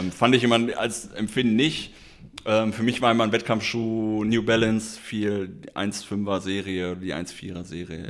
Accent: Schermbeck, North Rhine-Westphalia, Germany; meinen Heimatort Schermeck

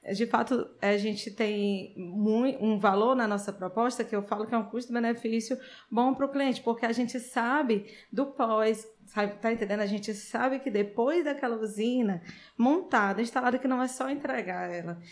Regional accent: Sobral, Ceará, Brazil; eu nasci em Sobral, Fiquei lá até os 16 anos.

